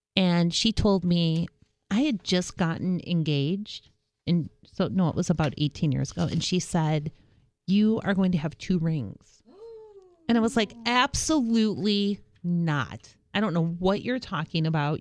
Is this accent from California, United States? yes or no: no; Detroit, Michigan, United States; I'm from Detroit too